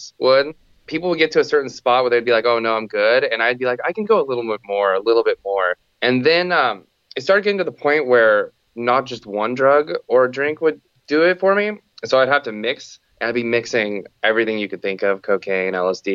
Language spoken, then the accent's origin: English; Santa Cruz, California, United States; I'm from Santa Cruz, California. I was born and raised here